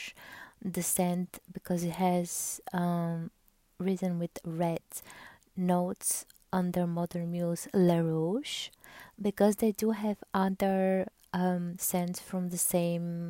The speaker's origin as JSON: {"language": "English", "country": "Bulgaria", "said": "I'm from Bulgaria"}